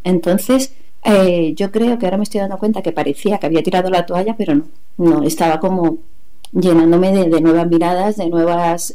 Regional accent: Granada, Andalusia, Spain; moved away as an adult; also born or lived in Málaga / Mexico; allí en Granada me, hice todos los cursos que había

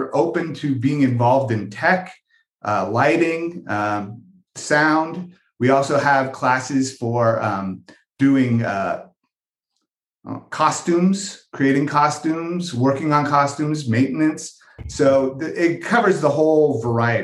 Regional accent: California, United States; now in Longmont, United States; We're originally from California

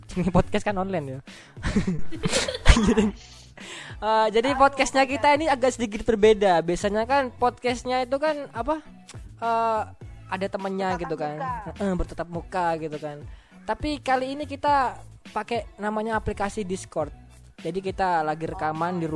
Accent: Banyuwangi, East Java, Indonesia; also born or lived in Situbondo / Jember; ya, aku asalnya itu dari situ Bondo ya, lahirnya di situ Bondo, besarnya di Banyuwangi. Hmm. Terus sempat sekolah bolak-balik ya, Banyuwangi, situ Bondo, Banyuwangi, Situbondo, habis itu ke Jember.

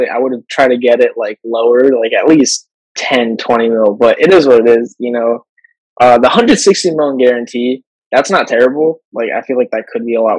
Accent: Miami, Florida, United States; I grew up in Miami

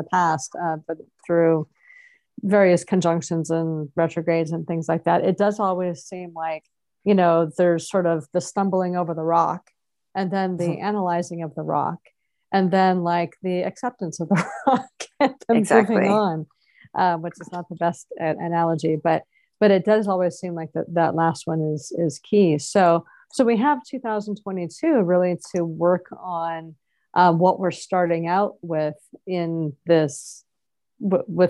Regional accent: United States; I'm an American

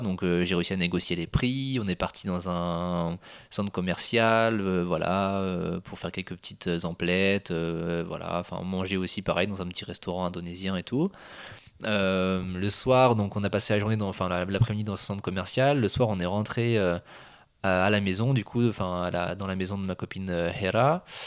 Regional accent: Le Mans, Pays de la Loire, France; Moi je suis originaire de la ville du Mans

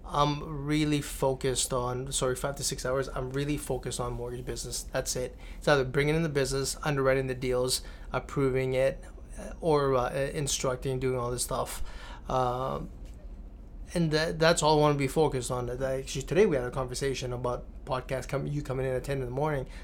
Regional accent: California, United States; That was California. That, that, was you know growing up in California.

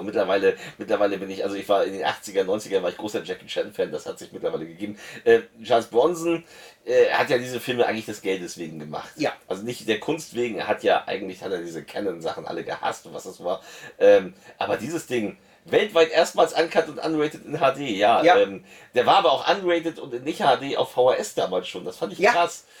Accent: Lübeck, Schleswig-Holstein, Germany; ich komme auch nicht aus Hamburg, ich komme aus Lübeck

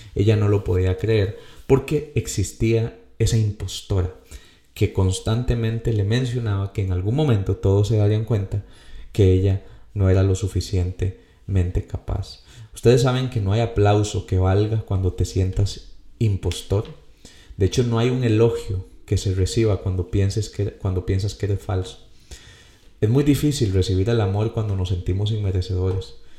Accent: Costa Rica; como decimos aquí en mi país

